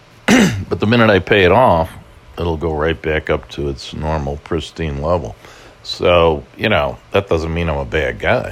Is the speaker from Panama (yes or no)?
no; Ireland; But then again, as an Irishman, you know, not unfamiliar with the iron grip of alcohol on the psyche, I shouldn't be so surprised.